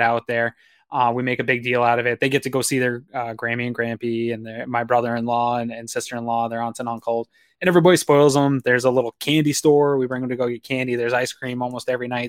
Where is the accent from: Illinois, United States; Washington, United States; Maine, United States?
Maine, United States; now in Western New York, United States; I'm from Maine. originally